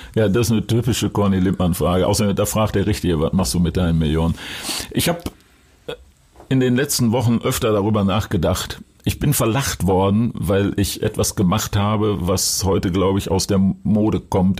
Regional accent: Duisburg, North Rhine-Westphalia, Germany; now in Hamburg, Germany; Weil in Duisburg, Rheinhausen, wo ich herkomme, ist Handball Sportart Nummer eins gewesen

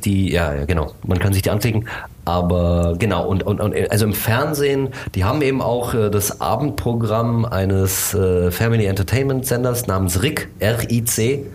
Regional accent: Germany; also born or lived in Bucharest, Romania / United States; ich bin hier in Deutschland aufgewachsen, ich bin in Bukarest geboren

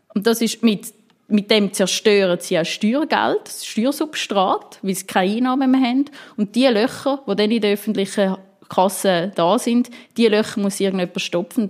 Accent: Winterthur, Zurich, Switzerland; ich komme ähm, aus Winterthur

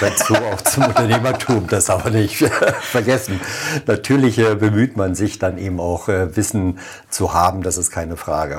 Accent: Germany; also born or lived in Oranienburg; now in Frohnau, Berlin, Germany; ich bin Wessi

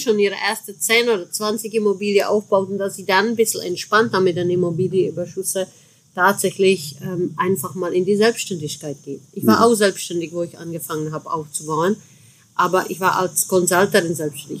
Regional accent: Chemnitz area, Saxony, Germany; so bei meiner Heimat, ne? so Chemnitzer Ecke

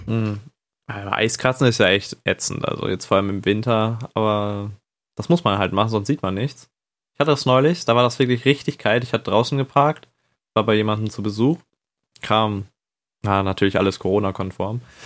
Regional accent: Northern Germany, Germany; Und ich komme auch aus dem Norden.

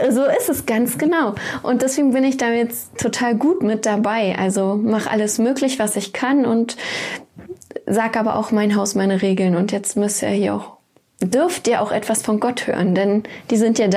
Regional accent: East Germany, Germany; Ja, ich bin so aufgewachsen. Kirche war, also ich komme aus dem Osten

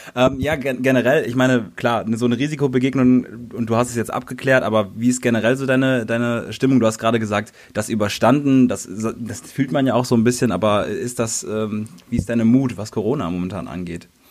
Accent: North Rhine-Westphalia, Germany; ich komme zum Beispiel aus NRW

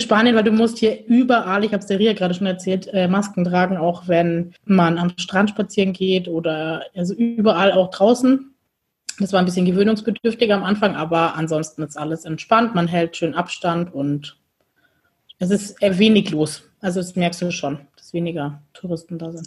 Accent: Bavaria, Germany; wir kommen aus dem Bundesland Bayern

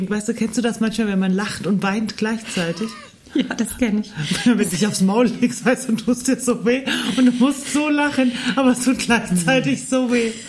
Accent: Hesse, Germany; accent: Mittelhessisch; Ich spreche Mittelhessisch.

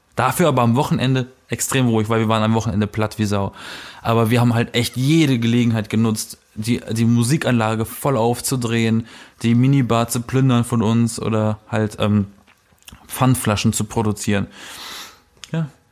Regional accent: Berlin, Germany; ich komme aus Berlin

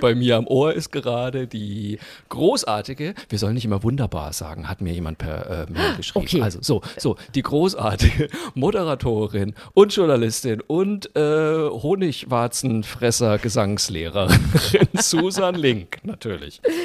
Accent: Franconia, Bavaria, Germany; ich bin ja Franke

